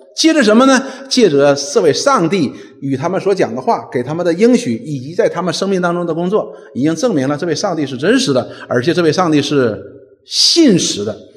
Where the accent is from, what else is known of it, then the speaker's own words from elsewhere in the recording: China; 我们中国人